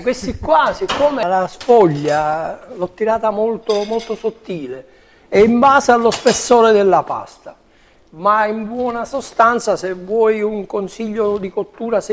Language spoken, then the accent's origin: Italian; Sicily, Italy